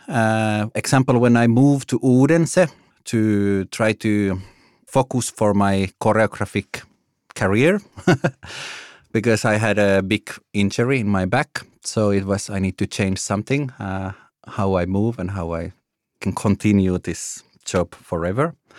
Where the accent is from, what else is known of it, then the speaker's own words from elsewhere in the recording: Finland; moved away as an adult; also born or lived in Italy / Germany / Denmark; now in Copenhagen, Denmark; I'm from Finland originally.